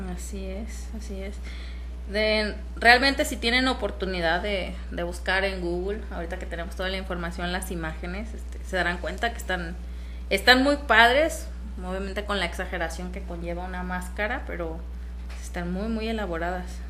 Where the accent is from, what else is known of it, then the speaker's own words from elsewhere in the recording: Jalisco, Mexico; soy de aquí, de Jalisco, muy cerquita también